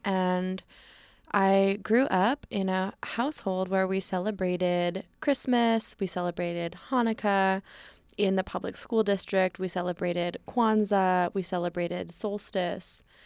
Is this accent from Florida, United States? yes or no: no; Berkeley, California, United States; born and raised in occupied Ohlone territory, aka Berkeley